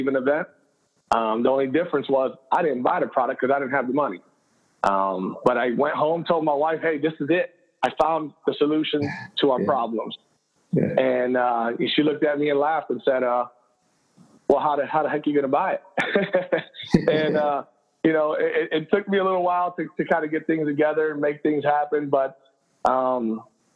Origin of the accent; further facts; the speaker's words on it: Cleveland, Ohio, United States; I'm born and raised in Cleveland, Puerto Rican background, mom and dad, Puerto Rican